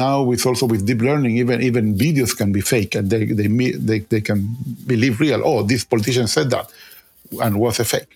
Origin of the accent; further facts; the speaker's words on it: Chile; moved away; I'm originally from Chile